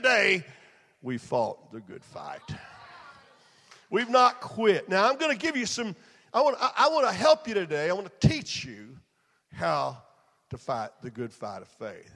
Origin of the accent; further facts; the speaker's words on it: Texas, United States; I was raised in Texas